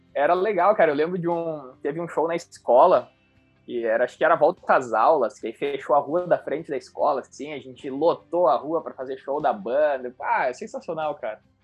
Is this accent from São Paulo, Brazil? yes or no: no; Carlos Barbosa, Rio Grande do Sul, Brazil; also born or lived in Antônio Prado; eu nasci em Carlos Barbosa, que é uma cidade aqui do, do Rio Grande do Sul também, no interior do Rio Grande do Sul, na Serra Gaúcha. Morei lá até os meus 12 anos.